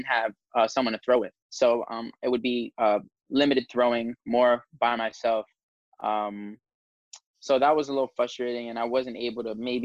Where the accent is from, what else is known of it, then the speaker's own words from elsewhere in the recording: New York City, New York, United States; I'm from the Bronx